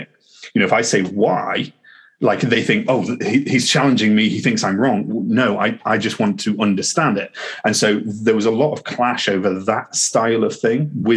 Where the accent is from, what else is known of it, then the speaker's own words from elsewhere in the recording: Harrogate, Yorkshire and the Humber, United Kingdom; moved away as an adult; now in Loughborough, United Kingdom; I'm in Loughborough. I grew up in Harrogate.